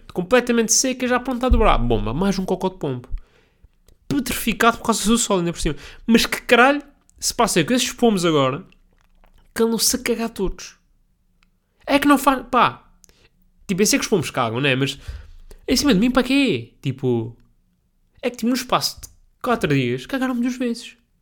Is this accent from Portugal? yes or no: yes; Portugal; Sou português